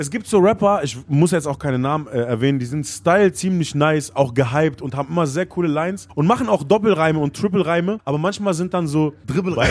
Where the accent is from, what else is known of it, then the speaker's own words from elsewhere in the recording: Gifhorn, Lower Saxony, Germany; in Gifhorn, wo ich groß geworden bin